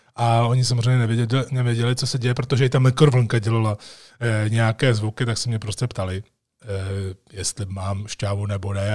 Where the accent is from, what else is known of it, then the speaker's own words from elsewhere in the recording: Czechia; jsem první Čech